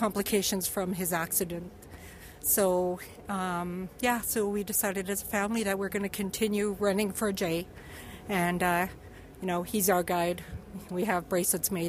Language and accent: English; Edmonton, Alberta, Canada; We're from the Edmonton area